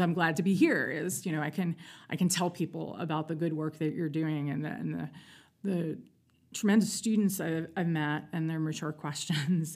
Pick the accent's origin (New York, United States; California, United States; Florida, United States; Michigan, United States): New York, United States; New York City; I'm from New York City. I was born in Manhattan